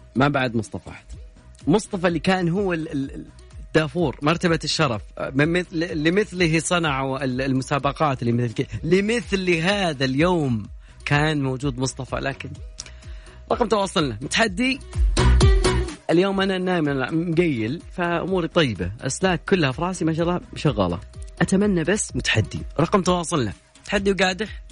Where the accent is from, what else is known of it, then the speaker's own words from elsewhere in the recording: Saudi Arabia; عندنا في المملكة العربية السعودية